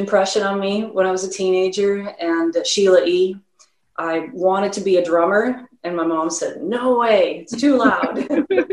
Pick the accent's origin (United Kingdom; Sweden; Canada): Sweden; Stockholm, Stockholm County; also born or lived in Los Angeles, United States; now in Chicago, United States; So I was born in Los Angeles, but my mom married a Swede. And so I grew up in Stockholm.